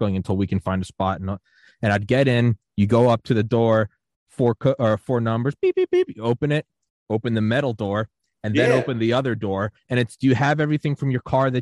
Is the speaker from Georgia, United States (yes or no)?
yes; Atlanta, Georgia, United States; I grew up going around Atlanta